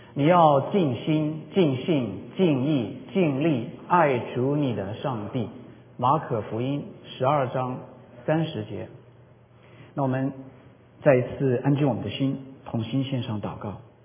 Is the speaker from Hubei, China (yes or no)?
yes; Jingzhou, Hubei, China; now in United States; 我在我的老家湖北荆州，就是刘备关羽的那个荆州